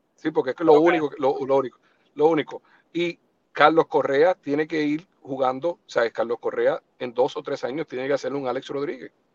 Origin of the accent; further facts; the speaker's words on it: eastern Puerto Rico, Puerto Rico; also born or lived in New York; nosotros que somos del este de Puerto Rico